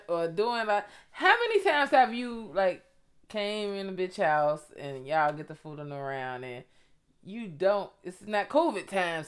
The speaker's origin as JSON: {"language": "English", "town": "Chicago", "region": "Illinois", "country": "United States", "tie": "born or raised there", "said": "When I grew up young on the West Side"}